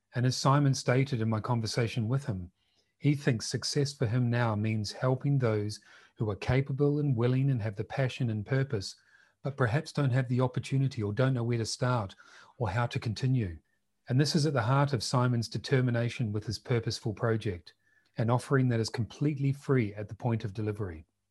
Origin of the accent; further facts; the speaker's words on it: New Zealand; accent: New Zealand; most of you can tell from my accent, I'm from Aotearoa, New Zealand.